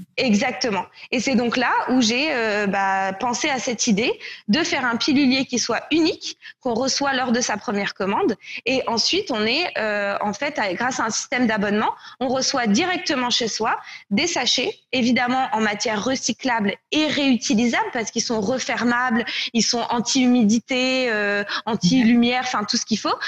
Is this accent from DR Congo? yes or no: no; France; moved away as an adult; also born or lived in Canada / Nicaragua; je suis française, mais de retour en France seulement depuis euh, un peu plus d'un an et demi maintenant. Euh, j'ai vécu au Canada en fait, où j'ai déménagé en 2013 pour étudier au HEC